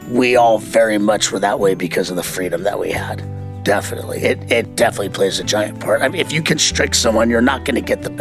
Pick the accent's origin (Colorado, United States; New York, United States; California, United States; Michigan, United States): California, United States; Venice; Skateboarding was a huge part of mine and my friends' identities growing up in Venice, skateboarding and surfing.